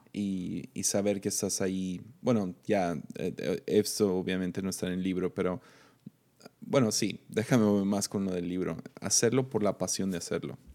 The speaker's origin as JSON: {"language": "Spanish", "town": "Tepic", "region": "Nayarit", "country": "Mexico", "said": "soy de Tepic"}